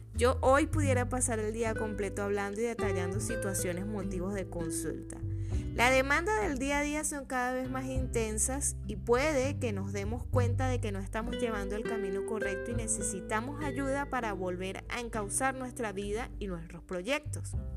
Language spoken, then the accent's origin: Spanish; Venezuela; en mi país, Venezuela